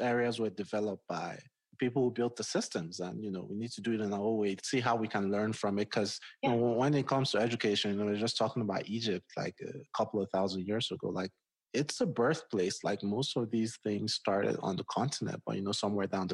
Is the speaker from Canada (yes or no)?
no; Nigeria; moved away as an adult; also born or lived in Washington, D.C., United States; now in Colorado, United States; I grew up in Nigeria